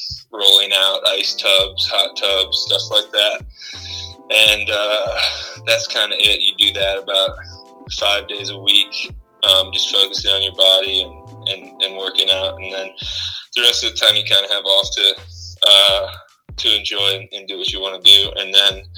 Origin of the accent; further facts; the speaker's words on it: Winnetka, Illinois, United States; moved away as an adult; also born or lived in New Hampshire; I grew up in Winnetka, Illinois, which is a suburb of Chicago